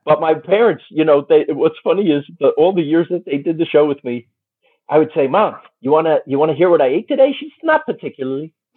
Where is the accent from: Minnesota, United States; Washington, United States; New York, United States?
New York, United States; moved away; Me. I was born there